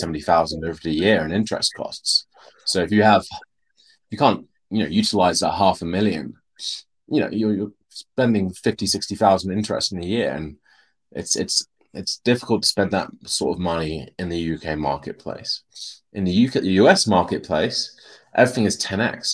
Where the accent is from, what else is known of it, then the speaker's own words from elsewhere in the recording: United Kingdom; we're, we're British English